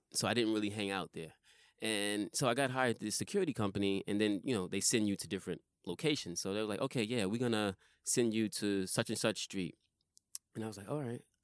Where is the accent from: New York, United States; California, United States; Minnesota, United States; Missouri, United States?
New York, United States; I'm from New York